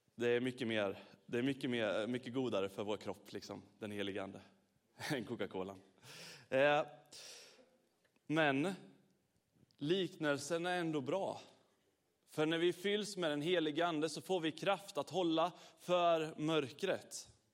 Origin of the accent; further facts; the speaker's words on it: Sweden; vi är från Sverige